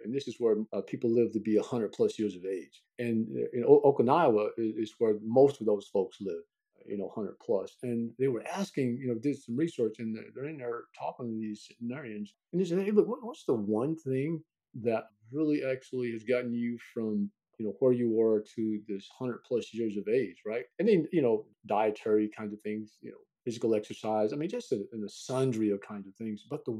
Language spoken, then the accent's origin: English; Texas, United States; Now, I grew up in East Rural, Texas, so old country boy, right? So the way in which I speak today is not the way in which I spoke growing up.